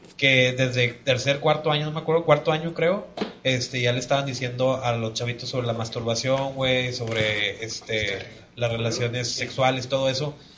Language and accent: Spanish; Mexico; nosotros como mexicanos